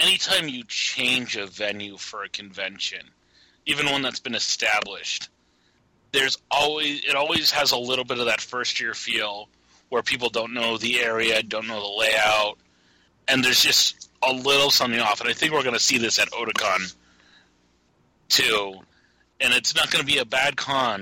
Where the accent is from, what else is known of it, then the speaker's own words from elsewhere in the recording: Boston, Massachusetts, United States; As the Bostonian here.